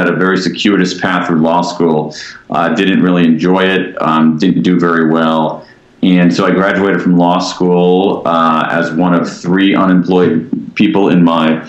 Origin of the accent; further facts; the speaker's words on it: Columbus, Ohio, United States; moved away as an adult; now in Washington, D.C., United States; I grew up in the American Midwest. I grew up in Columbus, Ohio.